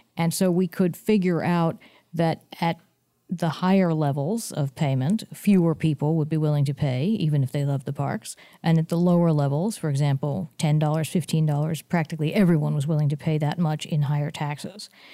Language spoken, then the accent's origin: English; San Mateo, California, United States; I grew up in San Mateo, California